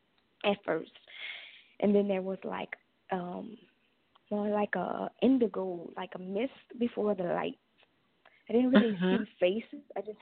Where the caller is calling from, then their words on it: Louisiana, United States; I'm calling from Louisiana.